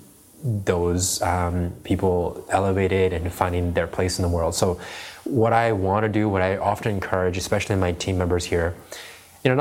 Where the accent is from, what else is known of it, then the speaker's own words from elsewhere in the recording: Prague, Czechia; also born or lived in China; I left China when I was 4 years old. And I grew up in the Czech Republic